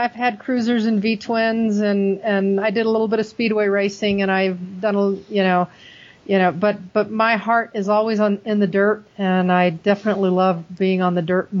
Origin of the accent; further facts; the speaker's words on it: Germany; So, but I grew up in Germany. So, I mean, we walked everywhere.